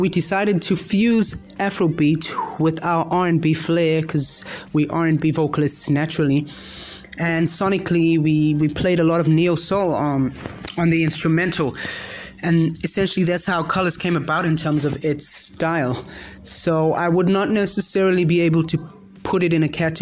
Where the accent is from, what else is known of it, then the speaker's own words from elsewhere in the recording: KwaZulu-Natal, South Africa; we are originally South African